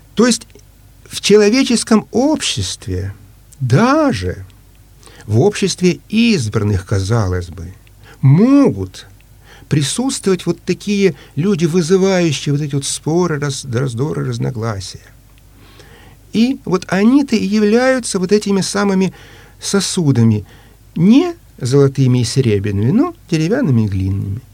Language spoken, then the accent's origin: Russian; Ukraine; now in Saint Petersburg, Russia; Я по происхождению э, русский, но родился и вырос э, на Украине